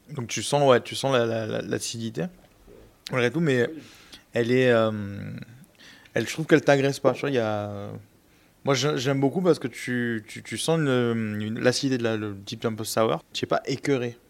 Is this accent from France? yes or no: yes; Marseille, Provence-Alpes-Côte d'Azur, France; je suis marseillais